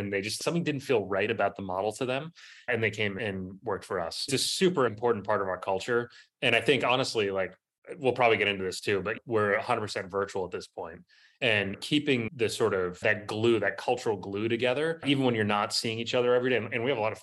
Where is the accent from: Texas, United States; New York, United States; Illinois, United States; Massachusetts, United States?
Massachusetts, United States; Boston; also born or lived in California; now in Baltimore, United States; I grew up in Boston, lived in California for 12 years